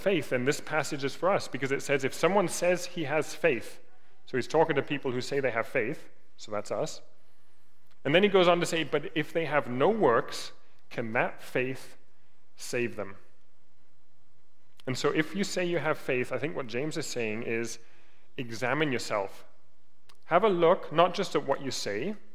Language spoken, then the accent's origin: English; Germany; moved away; I grew up in Germany